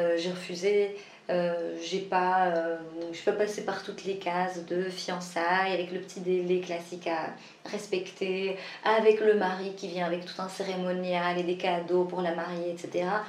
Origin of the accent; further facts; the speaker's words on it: Morocco; moi je suis marocaine